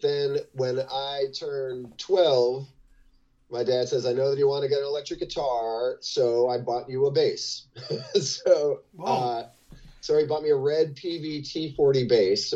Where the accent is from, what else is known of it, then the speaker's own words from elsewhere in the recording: South Orange, New Jersey, United States; my hometown of South Orange, New Jersey